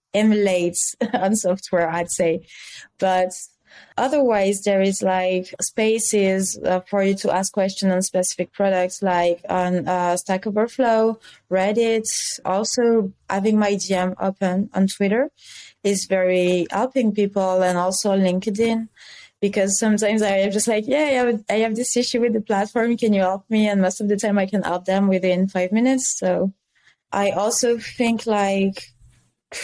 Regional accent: France; accent: French; English is a second language; I am French, as you may be able to tell regarding my accent.

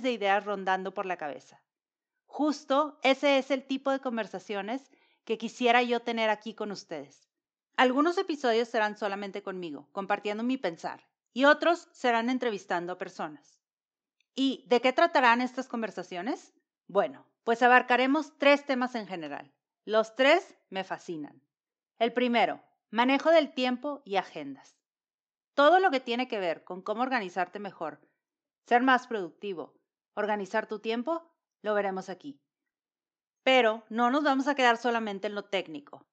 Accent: Monterrey, Nuevo León, Mexico; mexicana de Monterrey.

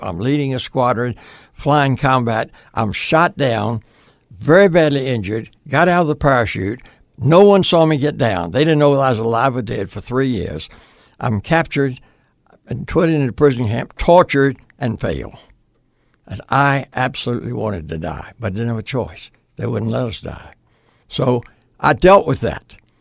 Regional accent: Portsmouth, Virginia, United States; moved away as an adult; I grew up in Virginia.

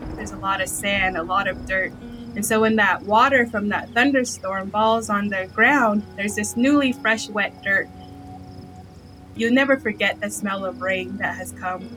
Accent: Navajo Nation, United States; growing up on the Navajo Nation, I grew up in a semi-arid to arid location

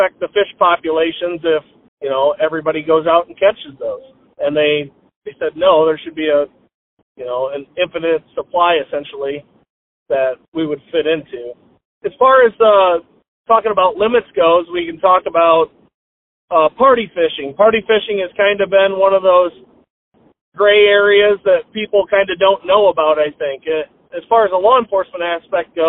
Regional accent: United States; I grew up on Pool 14 of the Mississippi River

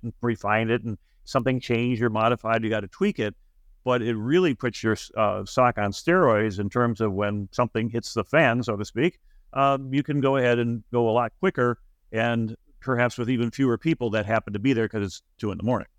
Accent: Buffalo, New York, United States; we're both from Buffalo

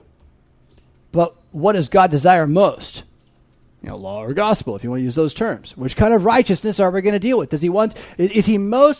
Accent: United States; we as American Christian Lutheran English speakers

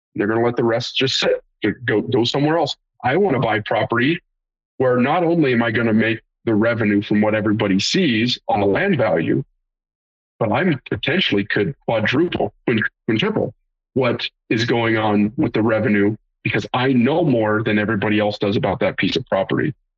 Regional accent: Great Plains, United States; I'm from the Great Plains

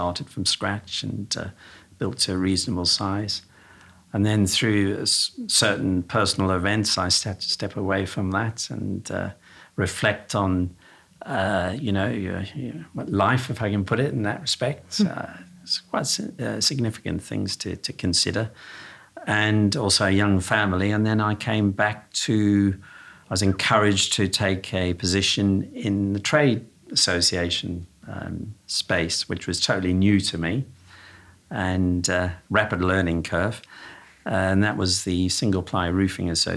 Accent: South Africa; accent: slight twang from down south; now in United Kingdom; I was born in South Africa, so I've got a slight twang from down south

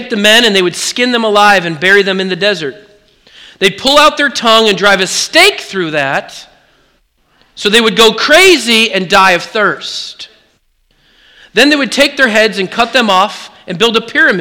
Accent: Oregon, United States; I grew up in Oregon.

